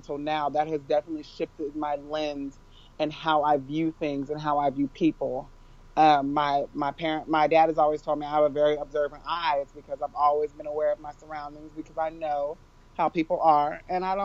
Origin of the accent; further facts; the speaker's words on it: Northern California, United States; I was born and raised in California, Northern California to be exact